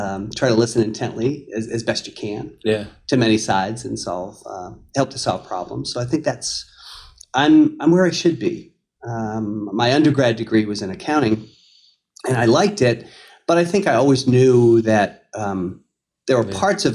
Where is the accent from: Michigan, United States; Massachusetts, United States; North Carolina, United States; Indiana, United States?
Massachusetts, United States; Marlborough; I grew up in Marlboro